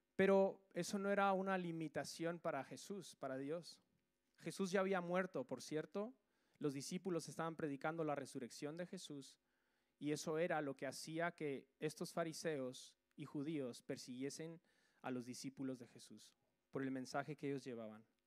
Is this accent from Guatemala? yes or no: yes; Guatemala; now in Spain; Yo soy de Guatemala